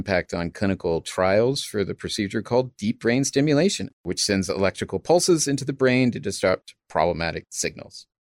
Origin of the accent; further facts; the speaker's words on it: United States; I'm an American.